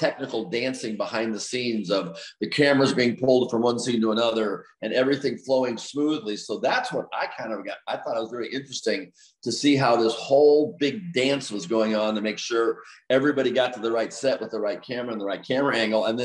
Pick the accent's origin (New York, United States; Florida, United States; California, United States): California, United States; Los Angeles; also born or lived in Geneseo, Illinois; I grew up in Los Angeles.